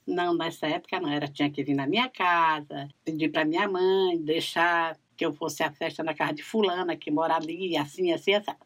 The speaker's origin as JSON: {"language": "Portuguese", "town": "São Luís", "region": "Maranhão", "country": "Brazil", "tie": "born or raised there", "said": "Nasci e me criei aqui na cidade"}